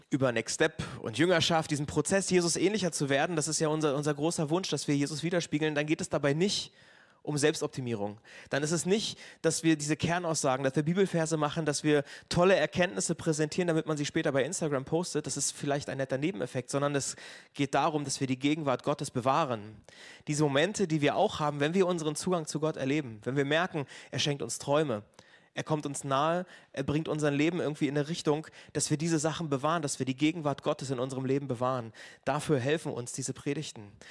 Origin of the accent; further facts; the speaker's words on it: Neubrandenburg, Mecklenburg-Vorpommern, Germany; Und ich war am Montag bei der Worship Tour dabei in Neubrandenburg und das ist so meine Heimatstadt.